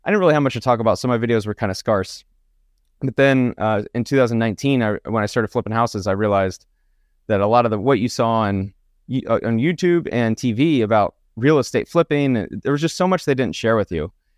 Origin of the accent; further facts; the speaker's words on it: Kennesaw, Georgia, United States; Born in Kennesaw, Georgia, which is a suburb of Atlanta, really nice suburb area. And so I grew up in Georgia, lived there until really I graduated college from Georgia Southern University.